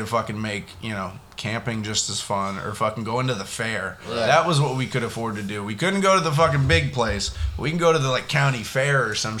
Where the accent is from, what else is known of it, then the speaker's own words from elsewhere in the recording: Florida, United States; moved away; I grew up in Florida and an hour and a half south of that.